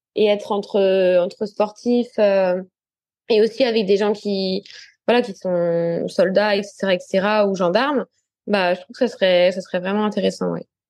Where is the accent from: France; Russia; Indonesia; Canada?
France; en tant que Français